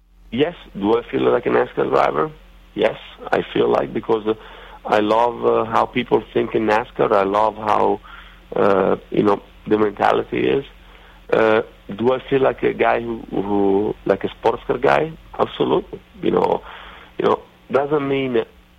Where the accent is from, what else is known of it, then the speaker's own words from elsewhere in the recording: Italy; accent: Italian redneckish; English is a second language; now in Charlotte, United States; my Italian redneckish accent